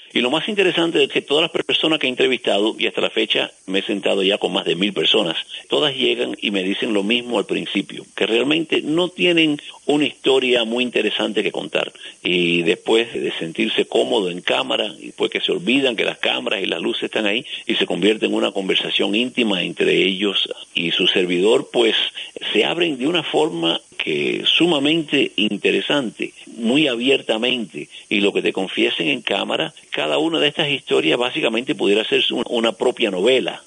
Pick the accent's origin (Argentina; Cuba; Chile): Cuba; now in United States; yo nací en Cuba